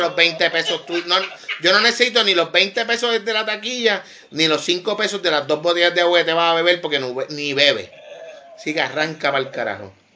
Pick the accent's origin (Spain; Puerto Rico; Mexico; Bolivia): Puerto Rico; Vega Baja; Yo soy de Vega Baja, de la costa norte